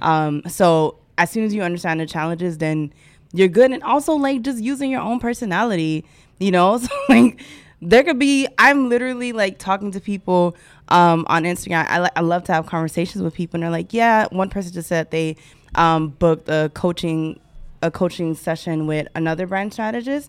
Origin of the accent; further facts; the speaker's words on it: Haiti; I am Haitian